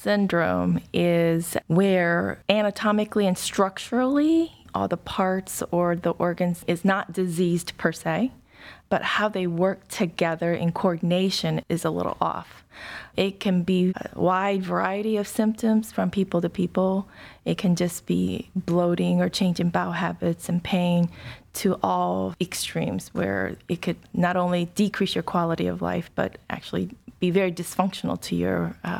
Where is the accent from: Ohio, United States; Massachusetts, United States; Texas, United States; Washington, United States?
Ohio, United States; Well, I grew up in a small suburb of Dayton. Did most of my entire education there from probably K through college.